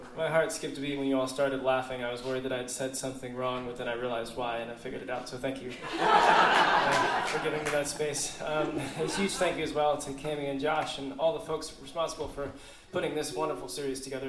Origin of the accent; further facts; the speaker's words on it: Kansas City, Missouri, United States; I grew up in Kansas City, and uh, my parents immigrated from India